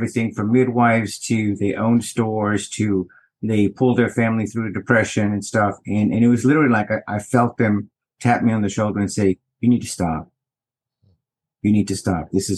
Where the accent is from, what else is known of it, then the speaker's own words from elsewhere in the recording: Houston, Texas, United States; I hail from Houston, Texas, vintage 1962